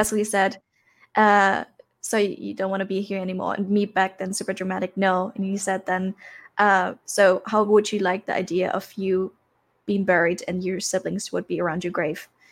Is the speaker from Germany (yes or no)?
yes; Germany; also born or lived in Thailand; I grew up in Germany, born and raised here, m, lived for two years in Thailand, but now I'm back due to corona.